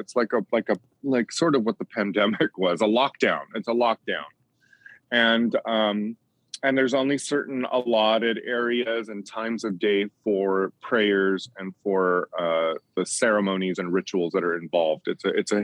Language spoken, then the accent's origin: English; Bali, Indonesia; moved away; when I was living in Bali, which is where I grew up in Indonesia